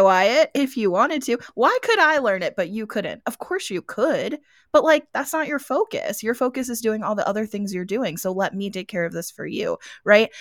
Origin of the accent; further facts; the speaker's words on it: Gettysburg, Pennsylvania, United States; now in Arizona, United States; I'm from Gettysburg, so I grew up in Gettysburg